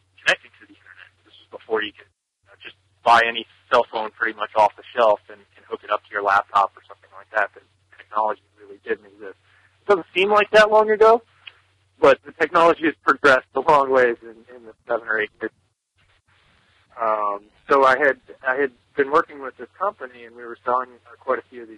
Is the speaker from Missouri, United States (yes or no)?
no; Newtown, Pennsylvania, United States; I'm from Newtown, Pennsylvania, in the United States.